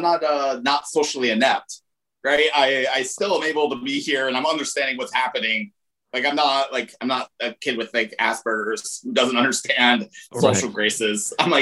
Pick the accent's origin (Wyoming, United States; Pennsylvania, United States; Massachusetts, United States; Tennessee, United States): Wyoming, United States; Laramie; Laramie, Wyoming.